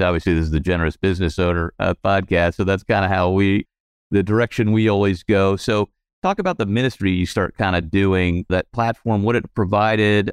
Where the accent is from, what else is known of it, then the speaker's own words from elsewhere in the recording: St. Louis, Missouri, United States; I grew up in Saint Louis